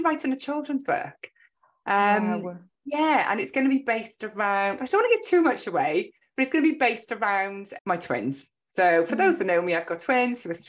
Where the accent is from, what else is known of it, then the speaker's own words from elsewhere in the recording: Welsh, Wales, United Kingdom; also born or lived in Cardiff; we are both Welsh